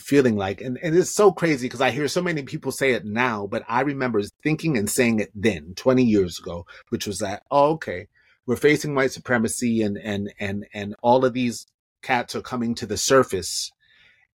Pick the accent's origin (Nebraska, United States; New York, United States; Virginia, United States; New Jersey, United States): New York, United States; now in Los Angeles, United States; I'm from New York. I see, you know, and I live in LA.